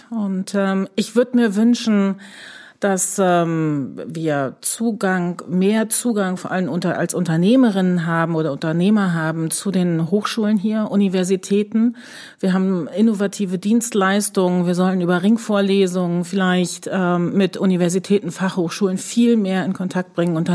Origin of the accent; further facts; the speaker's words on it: Brandenburg, Germany; Ich komme ursprünglich aus Brandenburg.